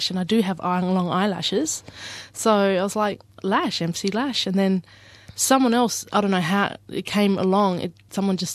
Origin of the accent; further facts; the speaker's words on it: Ceduna, South Australia, Australia; I'm originally from Ceduna, South Australia, and uh, my dad is Aboriginal Greek, and my mum's Aboriginal.